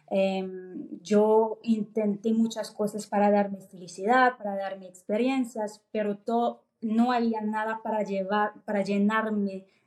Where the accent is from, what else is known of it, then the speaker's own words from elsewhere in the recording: France; born there; Spanish is a second language; yo nací en Francia, entonces